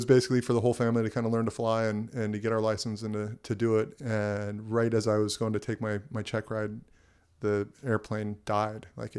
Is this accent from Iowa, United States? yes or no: no; Camarillo, California, United States; also born or lived in Oahu, Hawaii; So I was born and raised in Hawaii. On Oahu. And basically at a very young age, moved back to LA County, Ventura County. Grew up in Camarillo, went to Camarillo High School